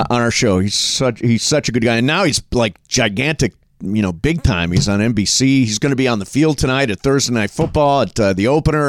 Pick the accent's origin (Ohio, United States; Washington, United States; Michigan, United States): Ohio, United States; now in Los Angeles, United States; when I was a little kid, I was a Rams fan, uh, growing up in Ohio